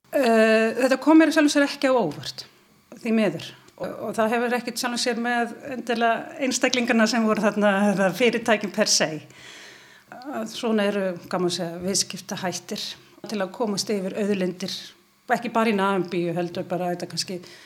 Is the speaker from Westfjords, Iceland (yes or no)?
yes; Ísafjörður, Westfjords, Iceland; ég er frá Ísafyrðu